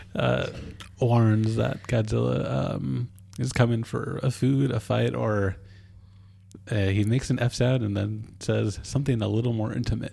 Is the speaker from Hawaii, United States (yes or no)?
no; Ketchikan, Alaska, United States; Ketchikan, my hometown